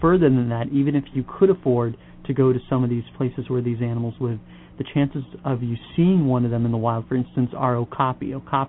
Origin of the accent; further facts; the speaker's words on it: Florida, United States; now in Los Angeles, United States; I'm from Florida